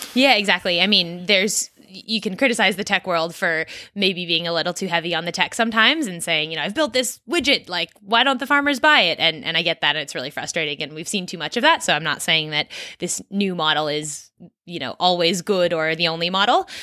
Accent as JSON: {"language": "English", "area": "Silicon Valley", "region": "California", "country": "United States", "tie": "born or raised there", "also_born_or_lived": "East Coast of the US / Australia", "moved": "as an adult", "said": "I grew up in California, actually, and, uh, in the tech world, so in Silicon Valley"}